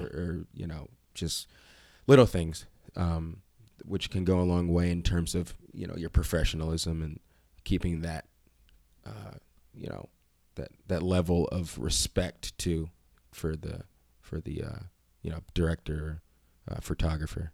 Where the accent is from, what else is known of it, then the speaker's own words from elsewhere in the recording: Reading, Pennsylvania, United States; I'm from Reading, Pennsylvania.